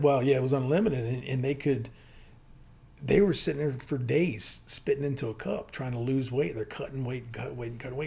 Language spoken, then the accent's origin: English; Hampton, Virginia, United States; moved away as an adult; also born or lived in Windsor, Virginia / Texas / Richmond, Virginia; I grew up in Hampton, Virginia